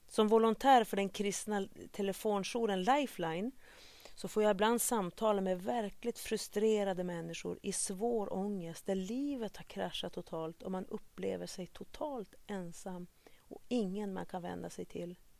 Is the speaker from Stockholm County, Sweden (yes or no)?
no; Vännäs, Västerbotten County, Sweden; also born or lived in Kenya; Som liten spelade jag i Vännäs AIK